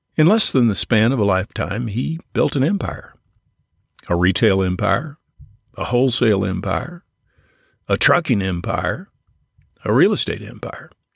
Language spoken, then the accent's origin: English; Belleville, Illinois, United States; my hometown, Belleville, Illinois